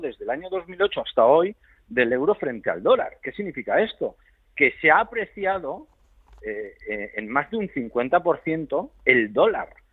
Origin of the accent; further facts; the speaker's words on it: Spain; nosotros somos españoles